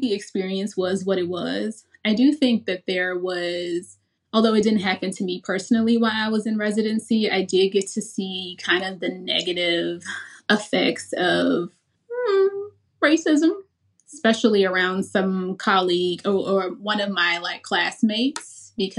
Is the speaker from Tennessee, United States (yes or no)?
yes; Memphis, Tennessee, United States; I'm from Memphis.